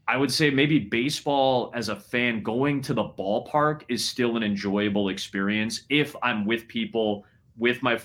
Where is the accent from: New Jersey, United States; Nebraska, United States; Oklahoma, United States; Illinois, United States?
Illinois, United States; Chicago; I get to be in my hometown. I wake up in my own bed.